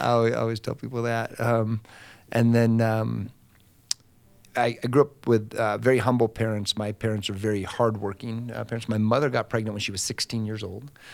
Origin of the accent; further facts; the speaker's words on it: Austin, Nevada, United States; moved away; I'm from Austin, Nevada